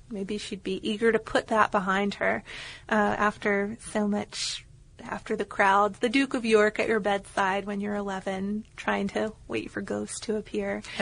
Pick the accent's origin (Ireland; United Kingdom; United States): United Kingdom; England; Growing up in England in the 1970s, pumpkins were exotic and expensive items, so most children hollowed out turnips.